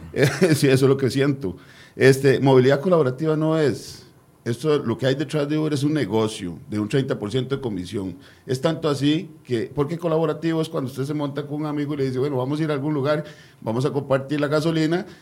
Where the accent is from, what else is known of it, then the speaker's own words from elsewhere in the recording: Costa Rica; nosotros como buenos costarricenses